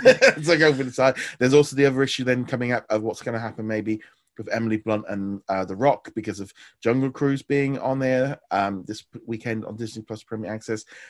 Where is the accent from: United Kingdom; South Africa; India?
United Kingdom; for me as a Brit